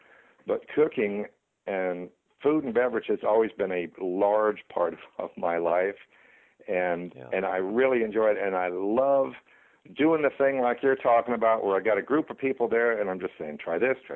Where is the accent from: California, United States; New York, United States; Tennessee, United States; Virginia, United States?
Virginia, United States; I grew up in Virginia